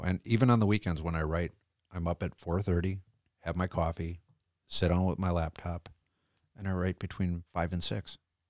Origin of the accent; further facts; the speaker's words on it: Groton, Connecticut, United States; born there; also born or lived in Norfolk, United States / Kings Bay, United States / Manitowoc, United States; now in Wisconsin, United States; I was born in Groton, Connecticut, on the naval base, the submarine base. So that's my origin.